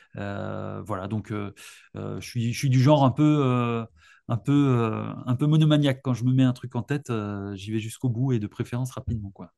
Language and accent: French; Alsace, Grand Est, France; moved away as an adult; now in Lyon, France; je suis originaire d'Alsace. Je suis arrivé il y a 15 ans.